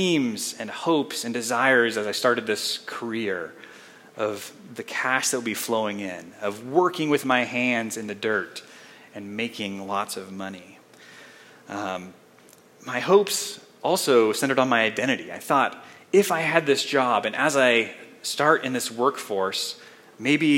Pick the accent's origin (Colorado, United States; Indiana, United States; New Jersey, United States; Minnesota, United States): Colorado, United States; Colorado Springs; moved away as an adult; also born or lived in Spokane, Washington; I grew up here in the Springs, not too far from downtown